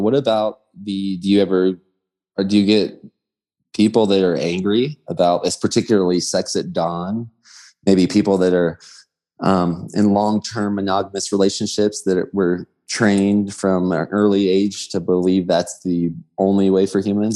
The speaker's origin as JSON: {"language": "English", "region": "Georgia", "country": "United States", "tie": "born or raised there", "moved": "yes", "said": "growing up in Georgia in the South playing baseball and sports"}